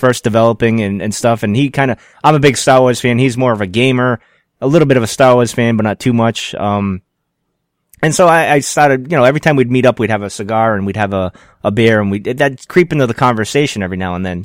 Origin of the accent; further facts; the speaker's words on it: Rhode Island, United States; I'm from Rhode Island